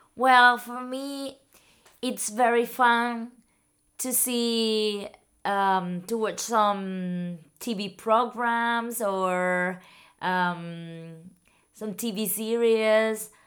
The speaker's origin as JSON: {"language": "English", "area": "Tenerife", "region": "Canary Islands", "country": "Spain", "tie": "born or raised there", "second_language": "English", "said": "I learned English at, mm, school in Tenerife."}